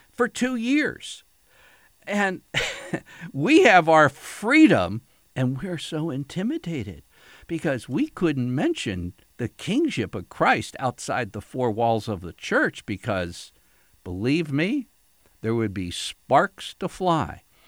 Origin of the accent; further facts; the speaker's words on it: United States; as an American